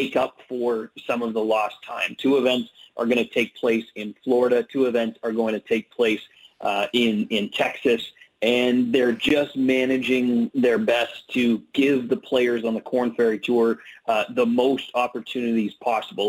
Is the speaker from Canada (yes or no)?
yes; Canada; also born or lived in Ottawa, Ontario; I am Canadian and I live in Canada. I live in Ottawa, Ontario, the capital of Canada.